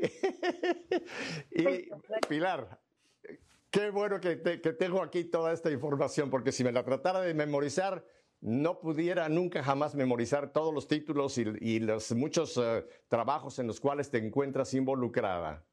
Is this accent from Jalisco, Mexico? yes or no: no; Mexico City, Mexico; moved away; Ciudad de México, eh, la ciudad donde yo nací